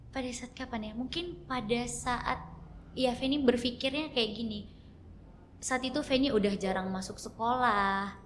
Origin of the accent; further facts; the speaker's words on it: Dumai, Riau, Indonesia; also born or lived in Jakarta; langsung ke Dumai. Umur 6 bulan